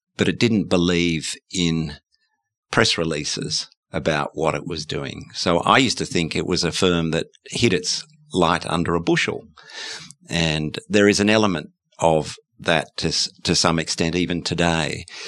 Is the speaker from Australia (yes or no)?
yes; Australia; as an Australian